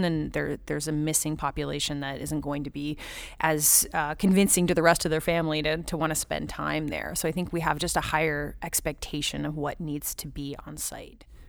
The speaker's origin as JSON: {"language": "English", "region": "Southern California", "country": "United States", "tie": "born or raised there", "moved": "yes", "said": "I grew up in Southern California"}